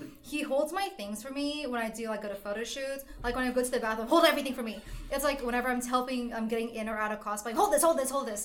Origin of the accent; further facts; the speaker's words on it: United States; I'm Vietnamese, but I was born in America